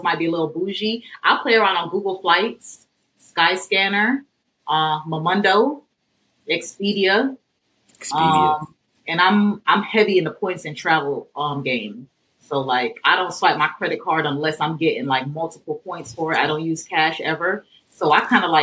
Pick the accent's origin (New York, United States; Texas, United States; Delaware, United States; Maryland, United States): New York, United States; New York City; I grew up in Brooklyn